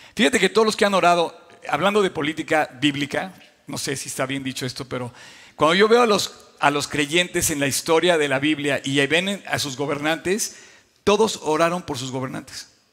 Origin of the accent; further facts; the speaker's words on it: Mexico; como creyentes y como mexicanos